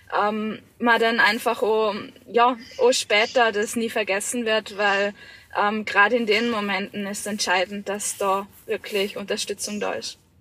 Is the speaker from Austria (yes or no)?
yes; Vorarlberg, Austria; in meiner Heimat, gerade im Ländle